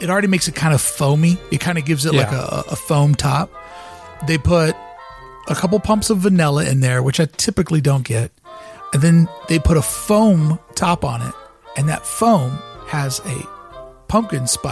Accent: Kentucky, United States; now in California, United States; I am from Kentucky

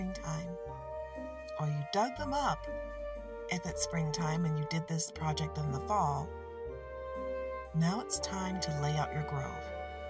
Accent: Detroit, Michigan, United States; I'm from Detroit

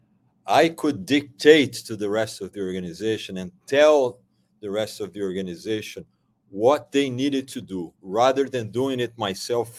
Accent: Brazil; moved away; I am originally from Brazil

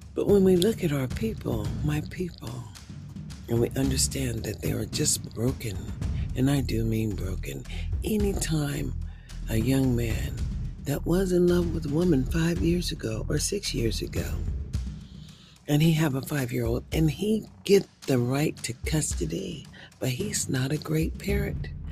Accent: United States; as an American, as an African American who is a senior citizen, and I am a citizen

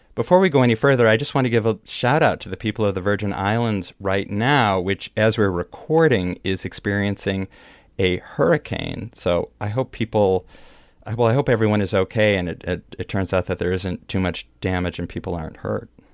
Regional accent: Midwest, United States; born or raised there; now in New York, United States

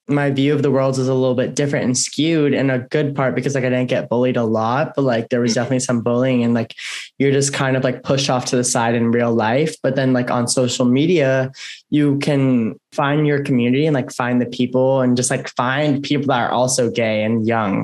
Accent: Tampa, Florida, United States; I grew up in Tampa, Florida.

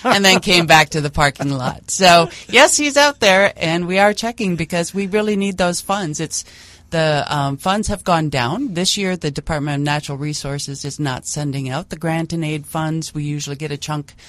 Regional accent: Rochester, Minnesota, United States; moved away as an adult; now in Bemidji, United States; I grew up in Rochester, Minnesota

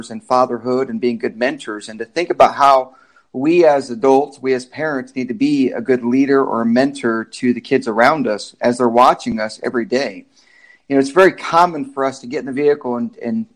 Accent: Michigan, United States; moved away as an adult; now in Kansas, United States; I am from Michigan, really. The military is what brought me to Kansas

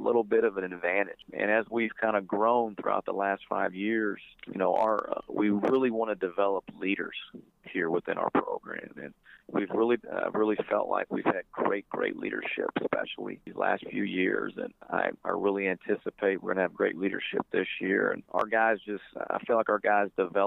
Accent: Ohio, United States; I'm obviously from Ohio

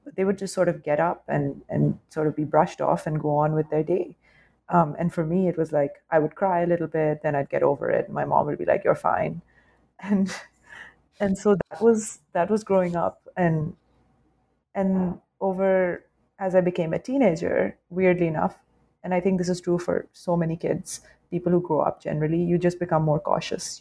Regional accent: Lahore, Punjab, Pakistan; now in New York City, United States; it was very much like part of the post colonial British setup that we grew up in as, like, say, upper class, uh, upper middle class, and upper class kids um, in Lahore.

